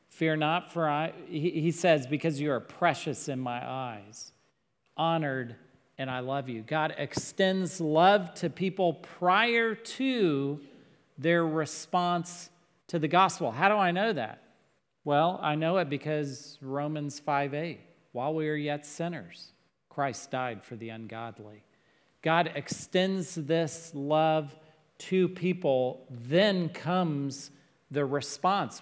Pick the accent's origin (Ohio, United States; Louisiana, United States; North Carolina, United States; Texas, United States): Texas, United States; I'm from Texas.